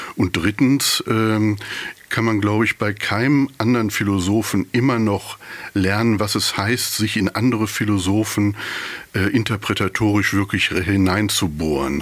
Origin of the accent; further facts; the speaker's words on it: Bünde, North Rhine-Westphalia, Germany; accent: East Westphalian; also born or lived in Dortmund; ich habe da, glaube ich, mehr dieses bräsige Ostwestfälische schon ganz gut adaptiert